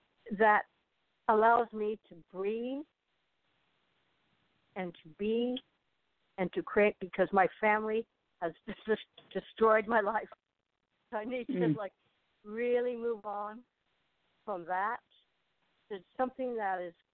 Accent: Berkeley, California, United States; born there; I was born in Berkeley, California.

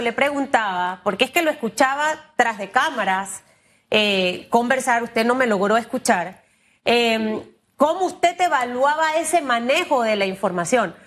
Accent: Panama; como panameña

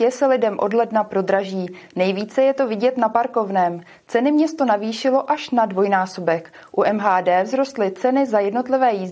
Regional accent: Ostrov, Karlovy Vary Region, Czechia; jsem z Ostrova, je u Karlových varů a tam jako za parkování moc neplatíme

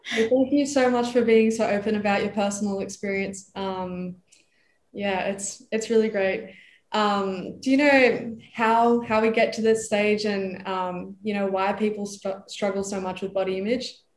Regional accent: Idaho, United States; now in Australia; I was born in Idaho, which is a state famous for making lots of potatoes

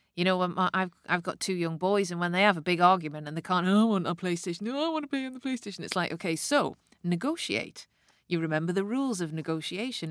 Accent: the Northeast, North East England, United Kingdom; I grew up in the nineteen eighties, and I'm from the Northeast

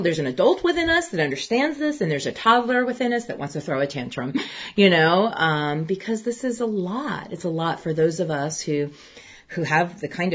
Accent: United States; I'm going to speak as an American

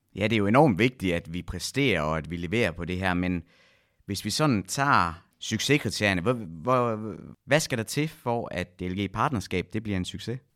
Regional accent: West Jutland, Central Denmark Region, Denmark; nu kommer jeg jo fra Vestjylland

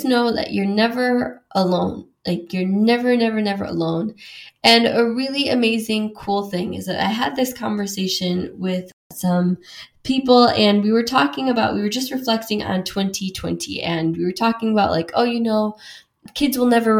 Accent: Wisconsin, United States; moved away as an adult; now in London, United Kingdom; I grew up as like a Mexican, like white suburban girl, like in a small town in Wisconsin

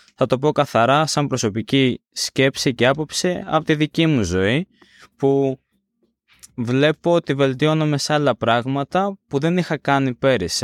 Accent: Greece

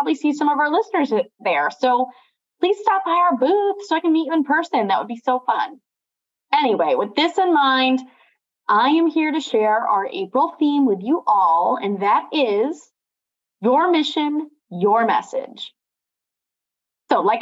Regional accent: Watertown, New York, United States; also born or lived in Canton / Erie; now in Rochester, United States; growing up in Watertown, then living in places like Canton and Erie and now Rochester

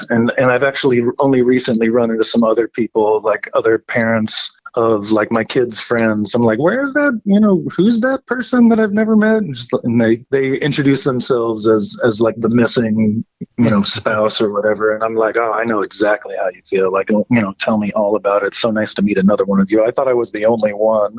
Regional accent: Midwest, United States; growing up in the Midwest

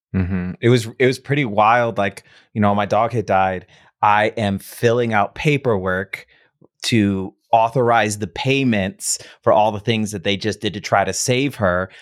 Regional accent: Midwest, United States; moved away; I grew up in the Midwest

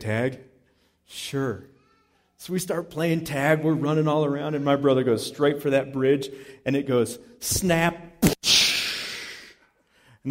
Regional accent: Palisade, Colorado, United States; we grew up in East Orchard Mesa in Palisade, Colorado

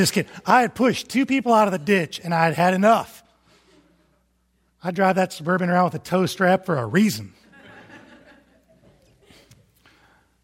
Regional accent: Toledo, Ohio, United States; now in Huntsville, United States; I grew up in the Toledo area

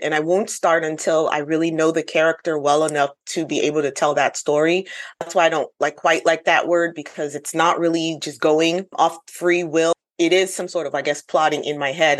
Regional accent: United States; now in South Carolina, United States; I am Ghanaian American.

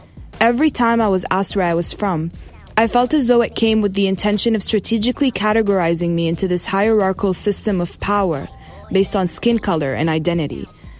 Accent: Dubai, United Arab Emirates; moved away as an adult; now in United States; although I'm originally Palestinian, I almost always settle with, I was born and raised in Dubai.

